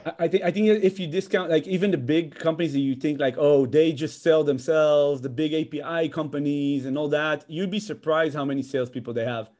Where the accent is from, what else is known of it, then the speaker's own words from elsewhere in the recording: Israel; moved away as an adult; also born or lived in Netherlands; now in United States; I'm from Israel originally, but I have, like, a, a huge, a, a long history with Holland. I lived there as a child, came back to Israel